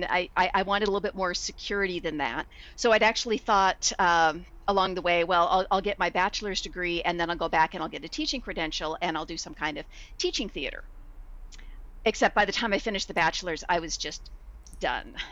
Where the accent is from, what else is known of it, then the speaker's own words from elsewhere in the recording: Bay Area, California, United States; also born or lived in Los Angeles; I was from the Bay Area, and so I just decided, yeah, I'm gonna move back to the Bay Area